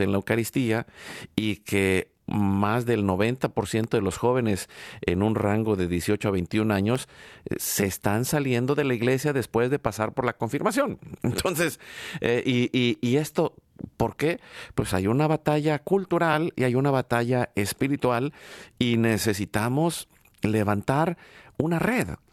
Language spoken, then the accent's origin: Spanish; Mexico; now in United States; yo vengo de México